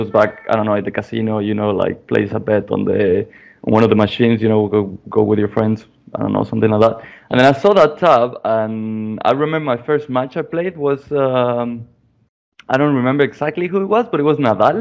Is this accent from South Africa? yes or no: no; Aguascalientes, Mexico; moved away as an adult; also born or lived in Mexico City / New Zealand / United States / United Kingdom; I'm from Mexico. I was born in Mexico City, and I was raised in a city called Aguascalientes